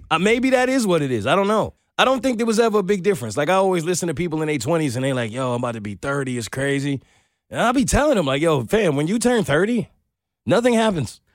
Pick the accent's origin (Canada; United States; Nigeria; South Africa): United States; New York; I'm a New Yorker